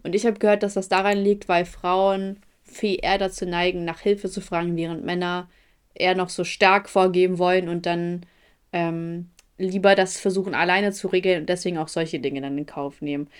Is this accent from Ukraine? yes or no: yes; Ukraine; moved away; ich komme aus der Ukraine